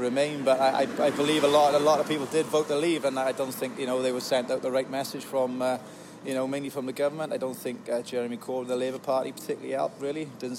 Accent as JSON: {"language": "English", "town": "Newbridge", "region": "Wales", "country": "United Kingdom"}